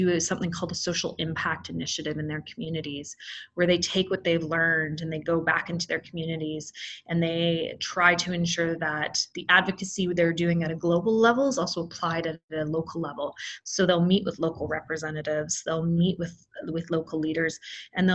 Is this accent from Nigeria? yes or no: no; Canada; I was born in Canada